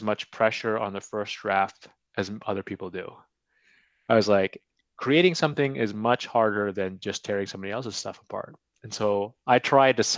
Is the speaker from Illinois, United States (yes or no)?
no; California, United States; moved away as an adult; now in Edmonton, Canada; I'm from California